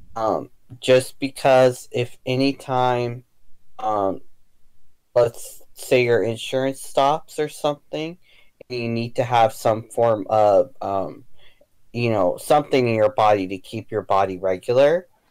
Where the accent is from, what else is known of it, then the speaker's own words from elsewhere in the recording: United States; being American and then also being half um, either Mexican or something else